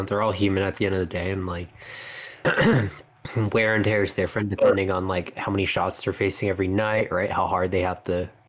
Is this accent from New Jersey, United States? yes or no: yes; New Jersey, United States; also born or lived in Montreal, Quebec, Canada; I'm a Canadian-American, born in Montreal, raised in Jersey.